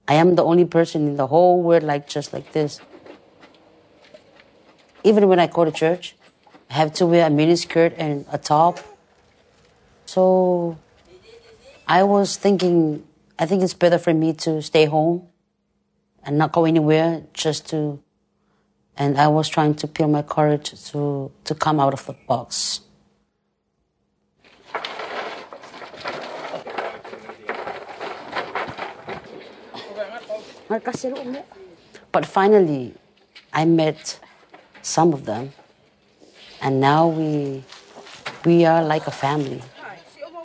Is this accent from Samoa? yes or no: yes; Samoa; I was born in Samoa, and my whole life was raised by my grandmother